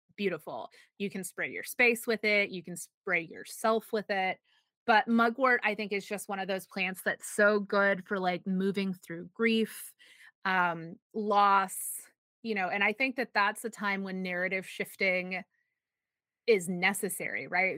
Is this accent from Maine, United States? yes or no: no; Texas, United States